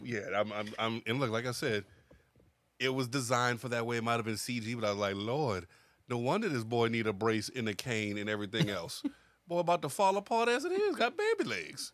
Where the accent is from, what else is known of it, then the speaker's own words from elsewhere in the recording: United States; as an American